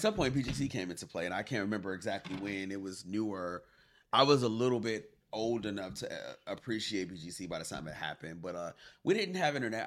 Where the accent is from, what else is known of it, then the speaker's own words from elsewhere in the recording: Inglewood, California, United States; growing up in Inglewood